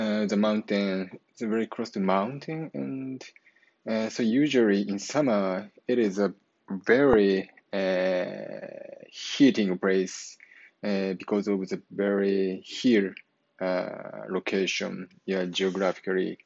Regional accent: Japan; English is a second language; moved away as an adult; now in Irvine, United States; my hometown is very close to Nagoya City. It takes about 1 hour from my home to Nagoya City by car

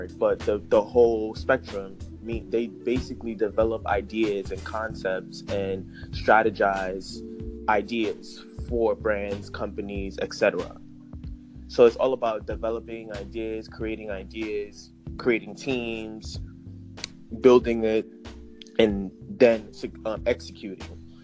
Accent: New York, United States; I'm born and raised in New York.

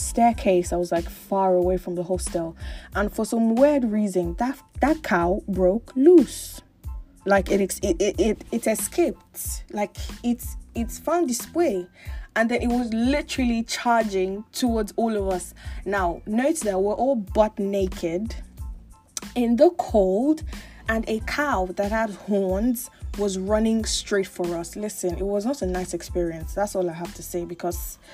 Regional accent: Lagos, Nigeria; I grew up in Lagos, Nigeria. Born and bred, schooled, groomed, born and bred in Lagos, Nigeria.

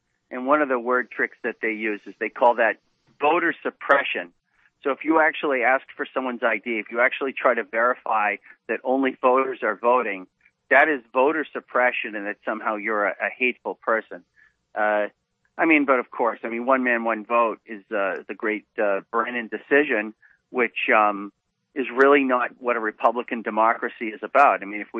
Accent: Boston, Massachusetts, United States; I'm from Boston myself, so it's especially good to be with you.

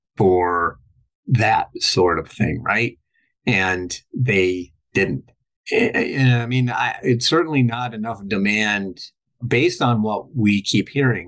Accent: Minnesota, United States; I'm from Minnesota

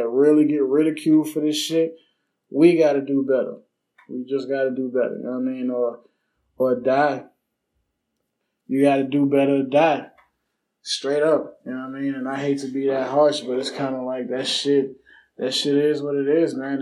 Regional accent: Harvey, Louisiana, United States; I'm from Harvey. I'm from New Orleans, Louisiana, but on the West Bank

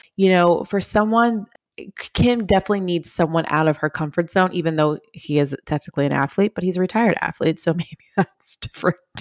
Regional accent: Long Island, New York, United States; I'm from Long Island

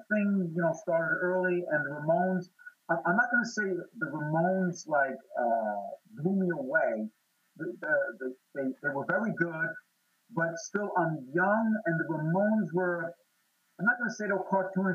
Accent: New York, United States; I'm from New York

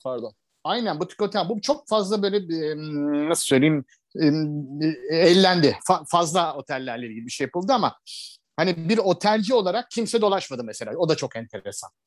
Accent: Istanbul, Turkey; moved away as an adult; also born or lived in Fethiye / Marmaris / Cyprus / Bodrum; now in Antalya, Turkey; ben İstanbulluyum, teşvikiyeliyim. İşte uzun yıllar İstanbul'da yaşadım. Sonra güneye geldim.

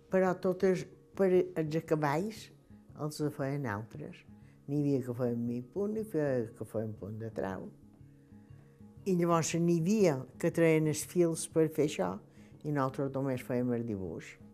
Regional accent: Esporles, Balearic Islands, Spain; Vaig néixer a Espoldes, en el carrer Major

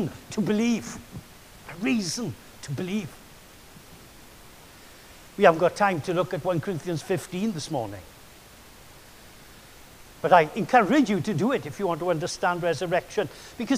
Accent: Wales, United Kingdom; I'm Welsh

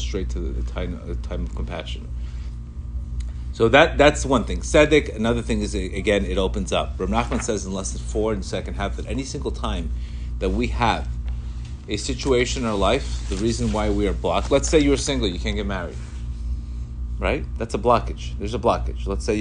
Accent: Colombia; English is a second language; moved away; I grew up in Colombia. I came here. I didn't speak a word of English

